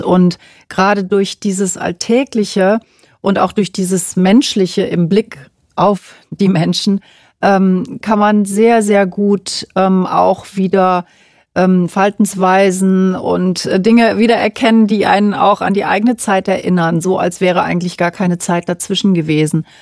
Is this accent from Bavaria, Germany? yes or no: no; Cologne, North Rhine-Westphalia, Germany; weil ich eben selber aus Köln komme